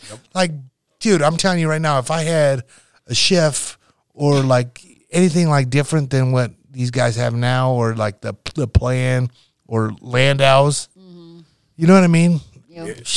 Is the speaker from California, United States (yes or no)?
no; Nebraska, United States; you got to realize I came from Nebraska, right?